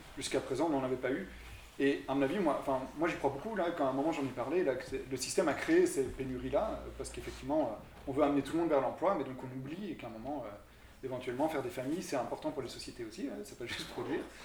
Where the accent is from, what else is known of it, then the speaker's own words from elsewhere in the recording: Belgium; je viens de Belgique